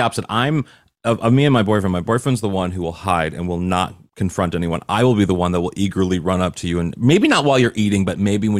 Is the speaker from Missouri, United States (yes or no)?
yes; Missouri, United States; I'm from a flyover state. I'm from Missouri.